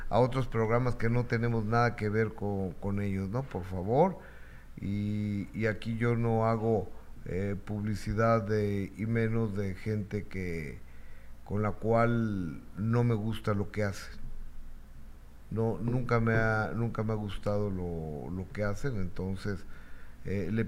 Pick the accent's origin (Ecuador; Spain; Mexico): Mexico; yo no quiero el tren Maya y soy mexicana, no todos estamos de acuerdo.